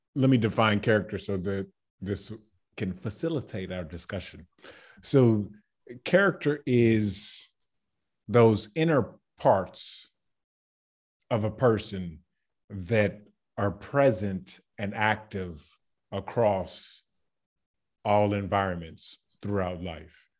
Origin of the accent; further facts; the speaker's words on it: Baton Rouge, Louisiana, United States; moved away as an adult; now in Zagreb, Croatia; I am from Baton Rouge, Louisiana